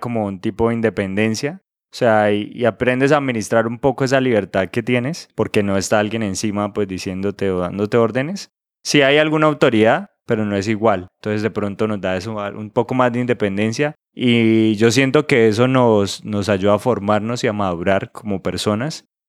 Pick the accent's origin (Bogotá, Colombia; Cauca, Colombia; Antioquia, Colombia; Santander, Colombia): Santander, Colombia; Santa Elena del Opón; now in Bucaramanga, Colombia; yo nací en un pueblo cerca de Bucaramanga, pues no cerca de Bucaramanga precisamente, sino cerca de un municipio que se llama Vélez. El pueblo donde yo nací se llama Santa Elena de Lopón